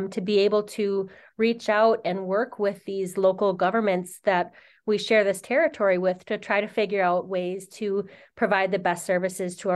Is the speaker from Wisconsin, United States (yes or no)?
yes; Oneida Reservation, Wisconsin, United States; I'm Oneida, and I grew up near Duck Creek that runs through the Oneida Reservation in Wisconsin